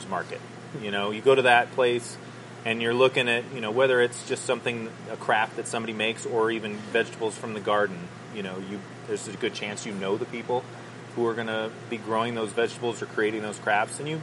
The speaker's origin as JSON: {"language": "English", "town": "Boulder", "region": "Colorado", "country": "United States", "tie": "born or raised there", "said": "So both of us are Boulder natives, born and raised there"}